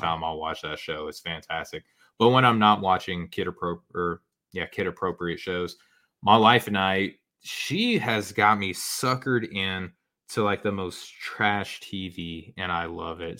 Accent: Arkansas, United States; I'm from Arkansas

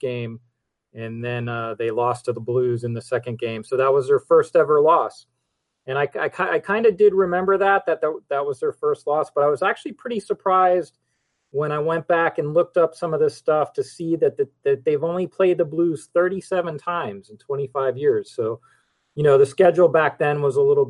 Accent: Miami, Florida, United States; also born or lived in Birmingham, Alabama; I was born in Miami, and I've lived here like 99% of my life

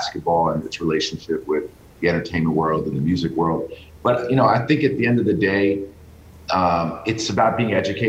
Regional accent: New York City, New York, United States; growing up in New York City

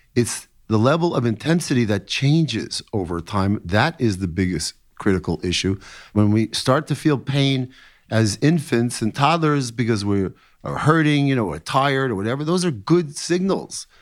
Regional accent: New York City, New York, United States; I was quite an athlete when I was growing up in New York City

